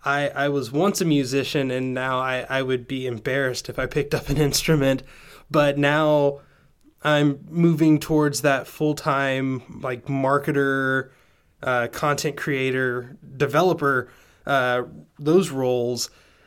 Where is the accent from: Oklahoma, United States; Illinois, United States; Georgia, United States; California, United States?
Georgia, United States; also born or lived in Tennessee; I grew up in the in the South, in Georgia, actually Tennessee/Georgia.